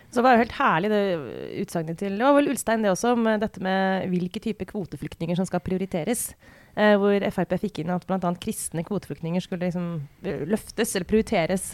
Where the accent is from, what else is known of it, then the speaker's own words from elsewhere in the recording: Romerike, Akershus, Norway; jeg kommer fra Romerike